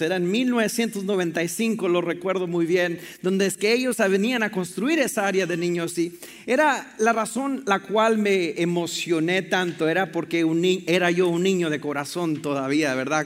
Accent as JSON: {"language": "Spanish", "country": "Mexico", "tie": "born or raised there", "moved": "yes", "said": "yo crecí en la frontera, en Piedras, México y Estados Unidos"}